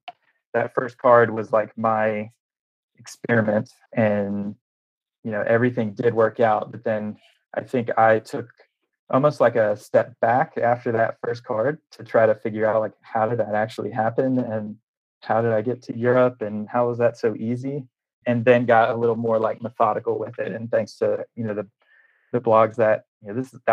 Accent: Nashville, Tennessee, United States; I'm from Nashville, Tennessee

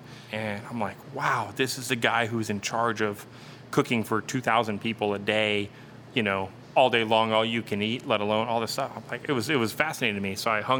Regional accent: South Texas, United States; moved away; growing up in South Texas, you know, in a Hispanic family

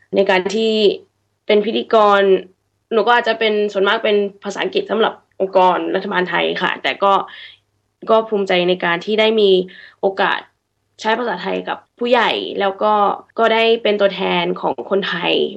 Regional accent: Sydney, New South Wales, Australia; เกิดที่ออสเตรเลีย

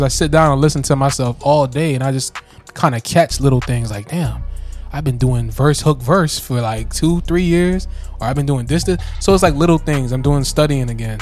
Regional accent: Florida, United States; we're from Florida

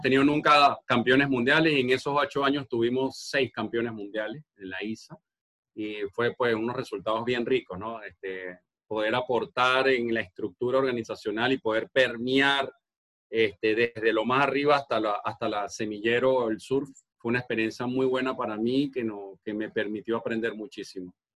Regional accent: Margarita Island, Nueva Esparta, Venezuela; moved away; Yo soy de la isla de Margarita, al oriente de, Venezuela

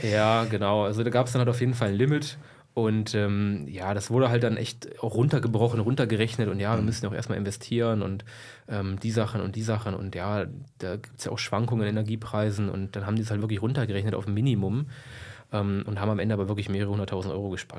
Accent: Braunschweig, Lower Saxony, Germany; also born or lived in Helmstedt; ich komme aus Braunschweig, bin geboren in Helmstedt

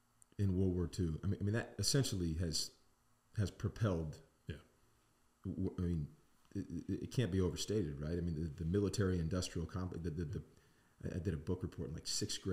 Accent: Cocoa Beach, Florida, United States; So we're from the East Coast of Florida, where the space station, so Cocoa Beach

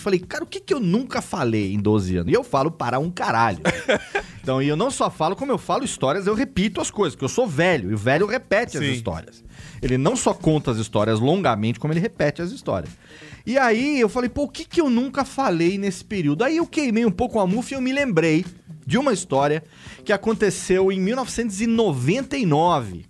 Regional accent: São Paulo, Brazil; como bom paulista que sou

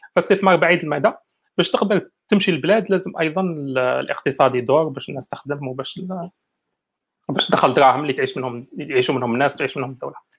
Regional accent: Algeria; حنا كجزائريين

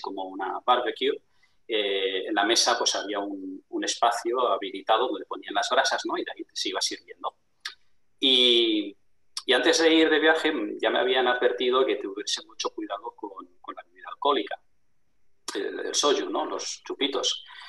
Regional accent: Barcelona, Catalonia, Spain; moved away as an adult; now in La Rioja, Spain; yo me crié en Barcelona, pero vivo en, La Rioja

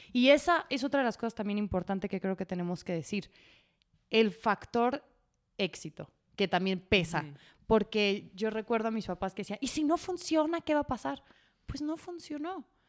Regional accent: Guadalajara, Jalisco, Mexico; yo soy de Guadalajara, ya lo habíamos establecido, de una familia muy tradicional

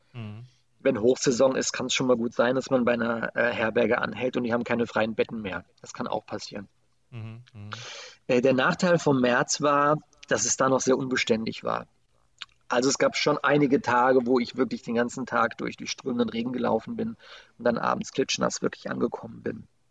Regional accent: Germany; wo ich herkomme. Und dann sagte ich Deutschland

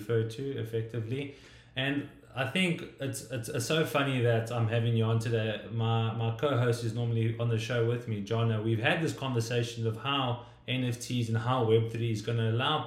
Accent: South Africa; I come from South Africa

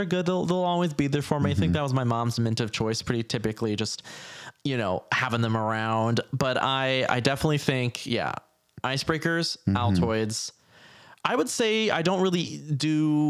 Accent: Midwest, United States; I'm Midwestern.

